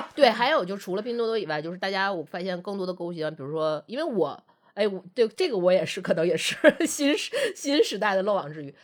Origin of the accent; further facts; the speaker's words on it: Northeast China, China; 因为我们都是东北人